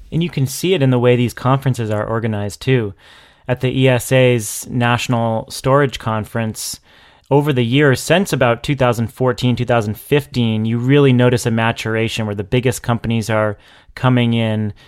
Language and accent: English; New Hampshire, United States; now in Massachusetts, United States; I've gone back to my hometown in New Hampshire